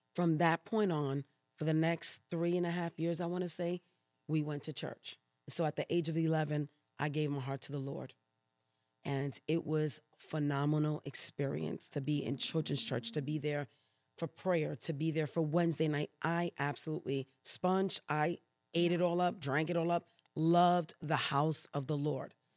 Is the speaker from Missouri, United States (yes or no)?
no; New York City, New York, United States; moved away as an adult; also born or lived in Puerto Rico / Brooklyn / Queens / Louisiana; now in Elk Grove, United States; born there, but raised in New York City